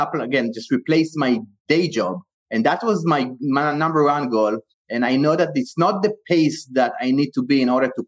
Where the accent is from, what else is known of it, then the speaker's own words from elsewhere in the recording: Israel; moved away as an adult; also born or lived in Bay Area, United States; now in United States; I was born and raised in Israel, and I came to the U.S. in the year 2001 to pursue my higher education.